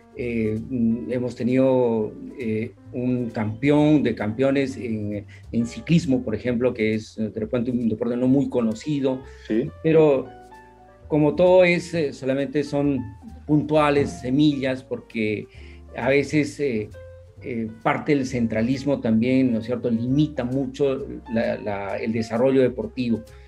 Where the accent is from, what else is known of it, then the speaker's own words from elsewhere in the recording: Cusco, Peru; yo nací en el Cusco, eh, vivía en un barrio residencial